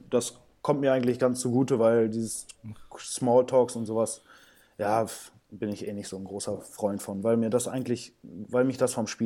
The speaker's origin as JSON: {"language": "German", "country": "Brazil", "tie": "born there", "said": "ich bin in Brasilien geboren, also auch ein emotionaler Typ"}